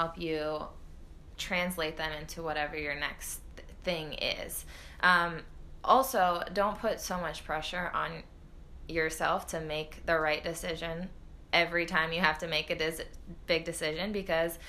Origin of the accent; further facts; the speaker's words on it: United States; moved away as an adult; also born or lived in Iceland; I was the only American on my team